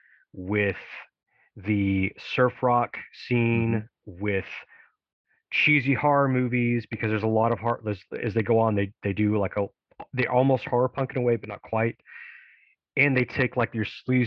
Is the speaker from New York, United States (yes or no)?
no; Tennessee, United States; my home state in Memphis